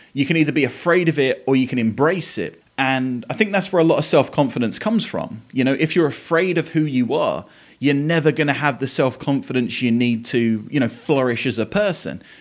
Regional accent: Essex, East of England, United Kingdom; now in Tennessee, United States; I live in Tennessee. I grew up in Essex in England

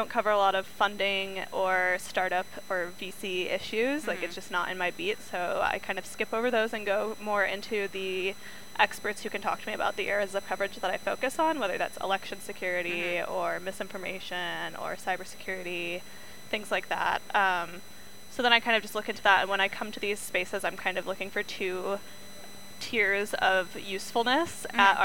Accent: Iowa, United States; moved away; I'm from Iowa originally

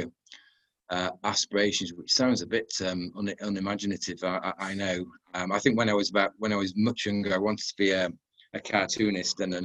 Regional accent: Castleford, Yorkshire and the Humber, United Kingdom; moved away as an adult; I'm originally from Yorkshire, a place near a place called Castleford, which is near Leeds.

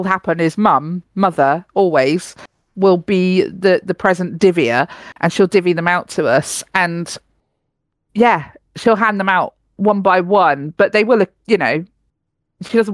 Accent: United Kingdom; As a British person

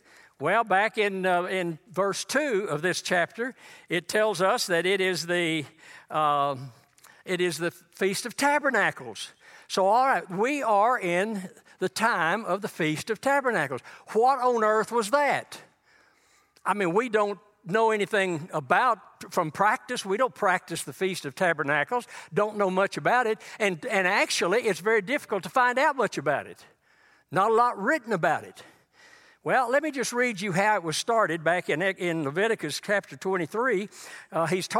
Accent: Texas, United States; Now, this is West Texas. I came from East Texas.

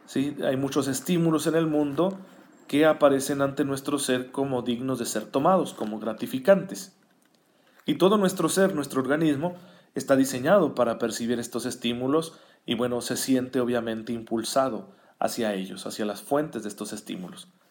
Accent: Saucillo, Chihuahua, Mexico; now in Chihuahua, Mexico; Saucillo, que es mi tierra natal

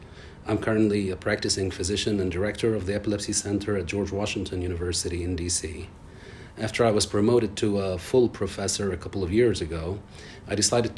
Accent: Beirut, Beirut Governorate, Lebanon; also born or lived in a village in southern Lebanon; I was born in Beirut, Lebanon, a couple of years before the onset of the civil war, which lasted 15 years. I grew up in a family with limited resources, which were further compromised by war and displacement.

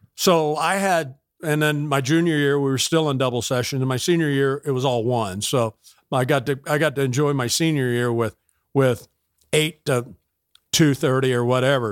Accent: Tampa, Florida, United States; born or raised there; also born or lived in Georgia

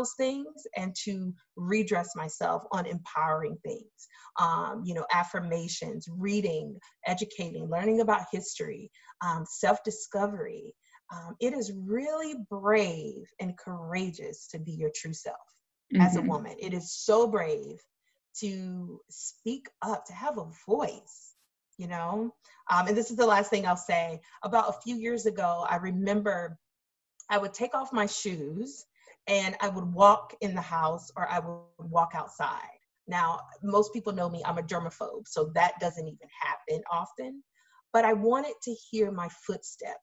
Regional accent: the South, United States; now in Massachusetts, United States; growing up in the South, where the KKK can march through your county at any time they want it

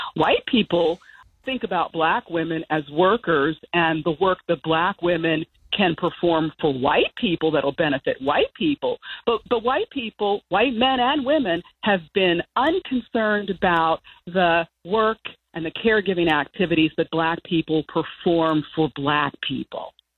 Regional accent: Chambersburg, Pennsylvania, United States; moved away as an adult; also born or lived in Maryland / Amherst, Massachusetts; I grew up in a uh, small town in Pennsylvania called Chambersburg

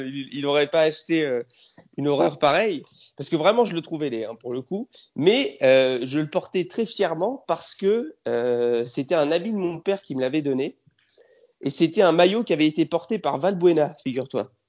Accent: Aix-en-Provence, Provence-Alpes-Côte d'Azur, France; born there; now in Paris, France; alors moi je suis un soldat sudiste, je suis né à Aix, j'ai toute ma famille à Marseille, je suis un soldat sudiste exilé à Paris

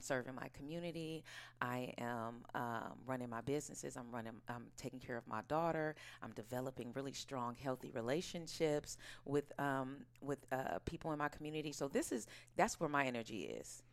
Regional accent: Oakland, California, United States; also born or lived in New York; I was born and raised in Oakland, California, right here.

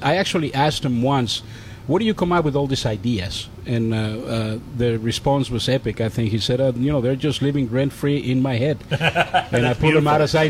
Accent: Mexico; now in United States; I grew up in Mexico.

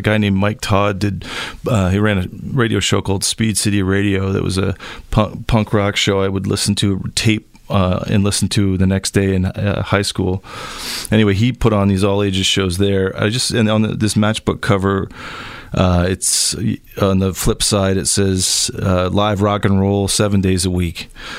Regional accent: London, Ontario, Canada; now in Guelph, Canada; I grew up in London, and London had a pretty incredible scene.

